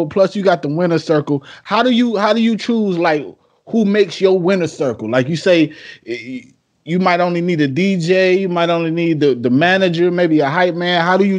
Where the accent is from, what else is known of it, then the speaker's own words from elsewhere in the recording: Detroit, Michigan, United States; moved away; Coming from Detroit, right? I'm from Detroit, born and raised. I live out here now, but I'm from the East Side, born and raised.